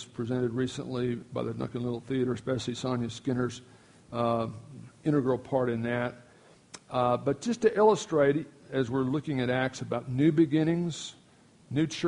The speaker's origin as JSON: {"language": "English", "town": "Miami", "region": "Florida", "country": "United States", "tie": "born or raised there", "moved": "yes", "lives_now": "Duncan, United States", "said": "I grew up in Miami, Florida, elementary school years"}